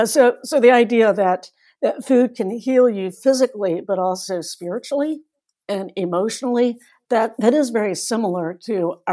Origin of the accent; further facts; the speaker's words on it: North Carolina, United States; also born or lived in Asia; now in Midwest, United States; I'm from North Carolina originally. I now live in the Midwest. I've actually lived all over Asia when I was growing up, with a number of other countries.